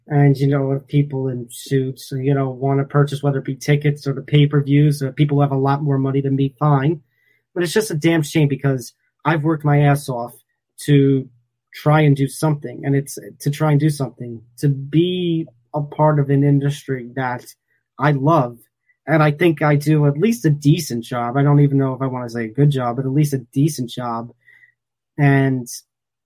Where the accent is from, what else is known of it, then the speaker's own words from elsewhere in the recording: New York, United States; my hometown of New York